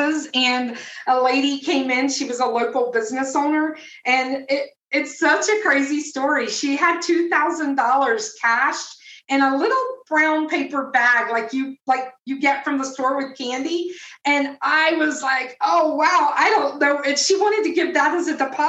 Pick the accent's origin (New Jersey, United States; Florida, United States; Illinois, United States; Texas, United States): Florida, United States; Tampa; I'm originally from Tampa, Florida